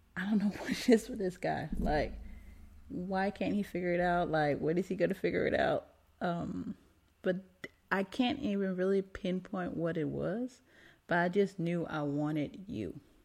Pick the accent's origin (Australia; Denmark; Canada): Denmark; moved away; I'm American too, right, but grew up in Denmark.